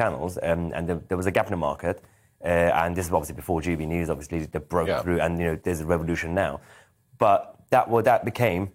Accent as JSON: {"language": "English", "region": "London", "country": "United Kingdom", "tie": "born or raised there", "also_born_or_lived": "Iran", "said": "growing up in Lewisham"}